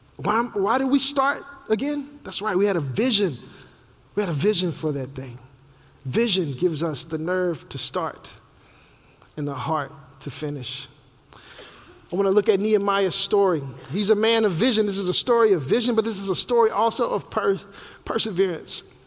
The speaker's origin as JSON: {"language": "English", "town": "Memphis", "region": "Tennessee", "country": "United States", "tie": "born or raised there", "said": "my hometown of Memphis, Tennessee"}